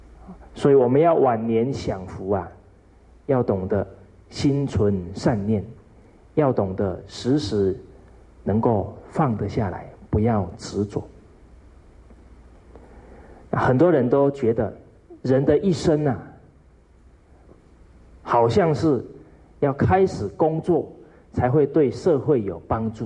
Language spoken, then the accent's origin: Chinese; China; 所以我们中国人讲五福，啊，其中有一福叫善终